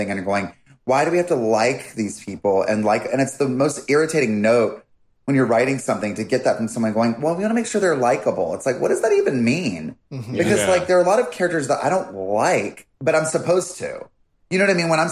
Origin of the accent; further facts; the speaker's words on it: North Carolina, United States; growing up in North Carolina